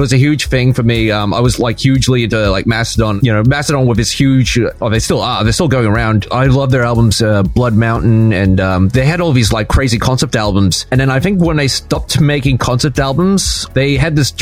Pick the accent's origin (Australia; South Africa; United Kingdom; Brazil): Australia; Melbourne, Victoria; accent: Melbourne accent; I'm from Melbourne, Australia